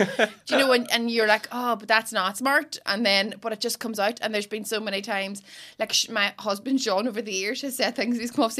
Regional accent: Derry, Northern Ireland, United Kingdom; accent: Derry; my accent's from Derry.

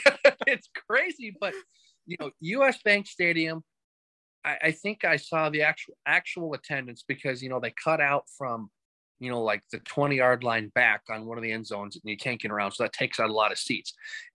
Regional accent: Carolina, United States; And then, church just kind of, growing up in Carolina there, just, being a straggler, going all over the place

